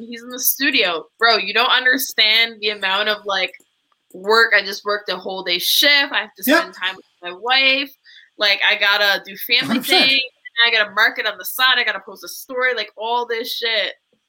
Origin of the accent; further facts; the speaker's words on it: Ottawa, Ontario, Canada; So actually we're both from Ottawa.